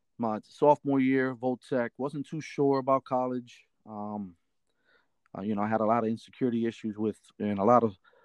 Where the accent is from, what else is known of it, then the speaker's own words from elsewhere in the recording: Reading, Pennsylvania, United States; also born or lived in Shillington, Pennsylvania; So I grew up in Reading. I was born and raised in St. Joseph Hospital. So I grew up in Reading